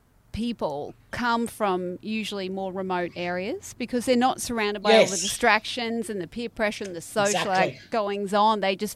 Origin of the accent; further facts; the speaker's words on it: Redcliffe, Queensland, Australia; moved away; I came from Redcliffe where there was not much else to do other than bongs on the beach by the skate park